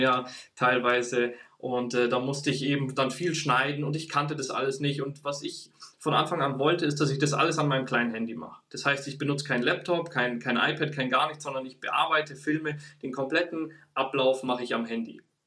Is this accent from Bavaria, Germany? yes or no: yes; Bavaria, Germany; moved away as an adult; now in Stuttgart, Germany; Ich bin geboren und aufgewachsen in Bayern